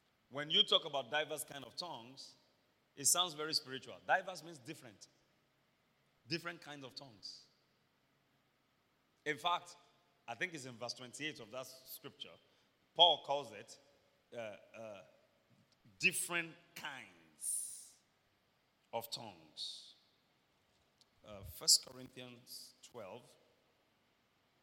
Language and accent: English; Iboropa, Akoko, Ondo, Nigeria; I'm from Iburupa, Akoko in Ondo State, Nigeria.